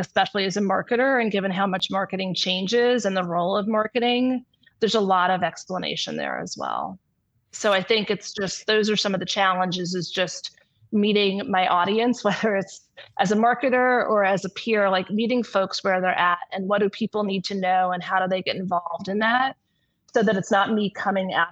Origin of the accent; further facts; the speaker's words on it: New York, United States; now in California, United States; I'm originally from New York